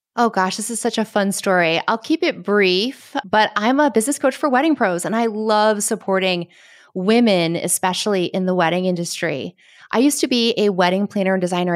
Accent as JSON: {"language": "English", "region": "Connecticut", "country": "United States", "moved": "yes", "lives_now": "Caribbean", "said": "I'm from Connecticut"}